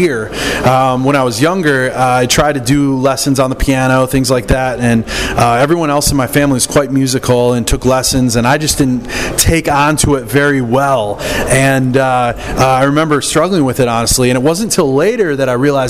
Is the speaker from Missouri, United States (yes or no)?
no; Michigan, United States; I grew up in Michigan, and of course, hockey was really big there